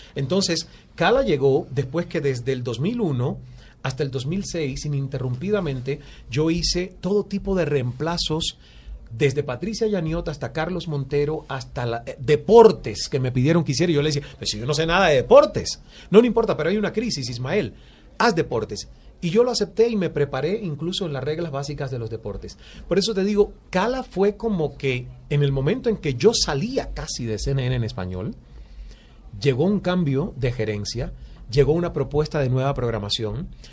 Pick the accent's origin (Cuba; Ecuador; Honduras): Cuba; moved away as an adult; also born or lived in Toronto, Canada / Canada; now in Miami, United States; nací en Cuba y me formaron como proletario